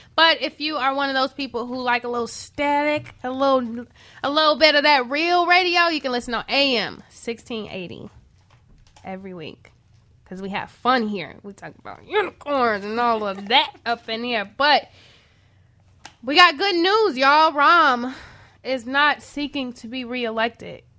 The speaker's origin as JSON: {"language": "English", "town": "Chicago", "region": "Illinois", "country": "United States", "said": "I'm from Chatham"}